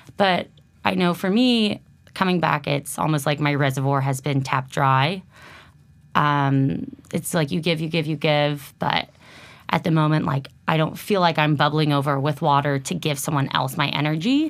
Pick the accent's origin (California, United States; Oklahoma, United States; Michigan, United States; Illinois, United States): California, United States; Lafayette; moved away; originally from the Bay Area, Lafayette, my hometown as well